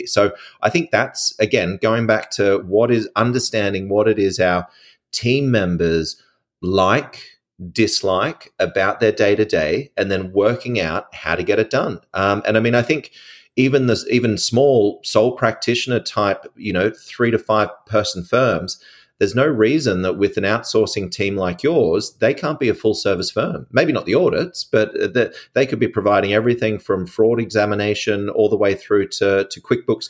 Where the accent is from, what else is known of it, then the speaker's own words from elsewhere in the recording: Australia; I'm an Australian